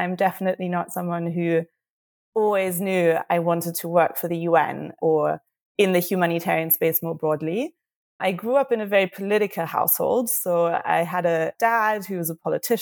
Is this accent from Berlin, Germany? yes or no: yes; Berlin, Germany; moved away as an adult; also born or lived in United Kingdom; I'm from Germany, I'm from Berlin, and I was living in the UK at the time